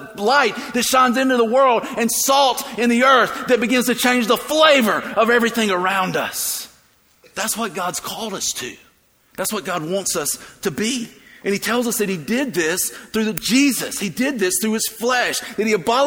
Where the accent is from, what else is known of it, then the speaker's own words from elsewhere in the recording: the South, United States; I grew up in the South